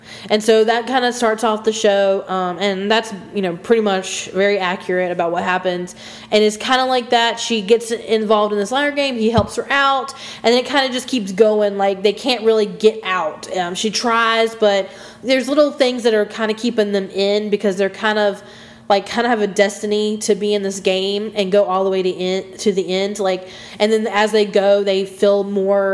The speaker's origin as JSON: {"language": "English", "country": "United States", "said": "I'm from America"}